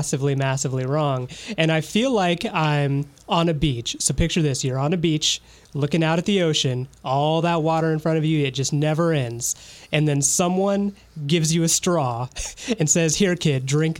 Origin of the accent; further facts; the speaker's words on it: Fort Wayne, Indiana, United States; moved away; it's starting to happen, like in my hometown. Like I had some friends that went to the protest in Fort Wayne